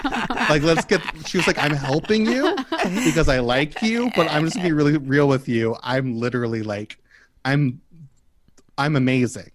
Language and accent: English; Kentucky, United States; moved away; also born or lived in Oakland; I'm from Kentucky.